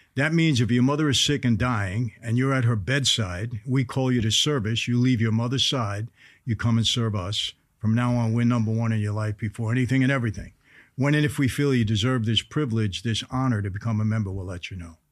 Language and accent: English; New York City, New York, United States; I grew up in Brooklyn, New York